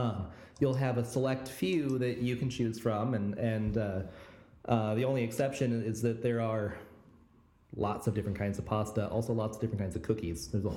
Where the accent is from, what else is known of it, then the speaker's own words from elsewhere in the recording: United States; me as an American, as a Mexican-American encountering this